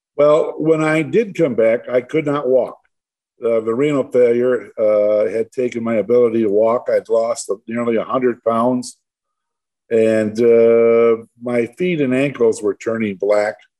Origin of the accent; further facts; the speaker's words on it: Livonia, Michigan, United States; I was born and raised actually in Livonia, a suburb of Detroit.